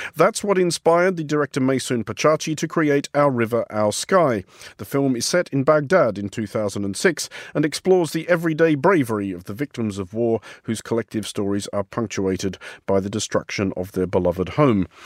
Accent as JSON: {"language": "English", "country": "Australia", "said": "as an Australian"}